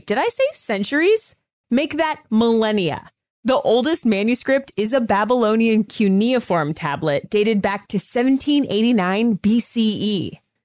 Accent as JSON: {"language": "English", "region": "California", "country": "United States", "said": "I'm from California"}